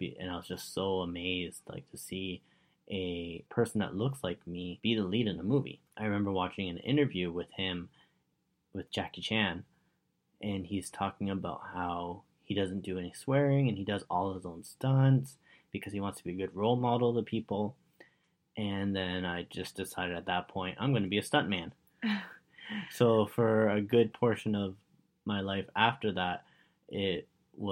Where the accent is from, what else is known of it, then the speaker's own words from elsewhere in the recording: Richmond Hill, Ontario, Canada; I grew up in Richmond Hill, and back then it was mainly Italian people living in Richmond Hill.